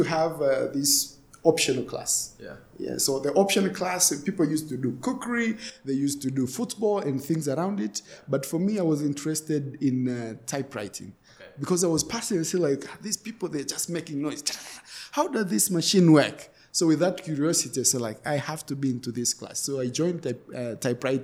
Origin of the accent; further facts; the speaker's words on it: Moshi, Kilimanjaro, Tanzania; I grew up in Moshi